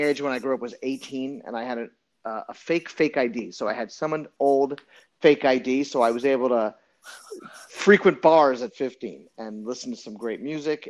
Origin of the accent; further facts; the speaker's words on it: New Orleans, Louisiana, United States; also born or lived in Montreal, Quebec / Los Angeles; now in New York, United States; I was born in Montreal, Quebec, and I grew up in New Orleans, Louisiana